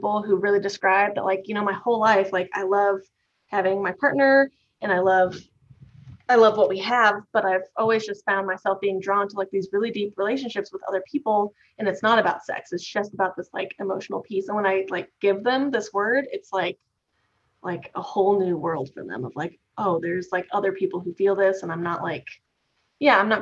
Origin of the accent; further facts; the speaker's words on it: Midwest, United States; I was raised in the Midwest